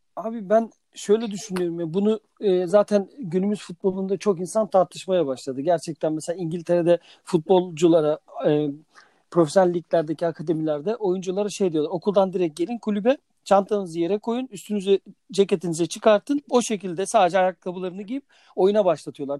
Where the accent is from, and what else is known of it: Sakarya, Turkey